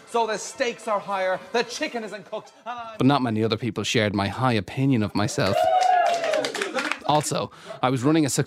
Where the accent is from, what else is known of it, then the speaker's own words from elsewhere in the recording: Ireland; Besides, emigrating to the US is a natural decision for me. It's in my DNA, not just as an Irish person, but as an ….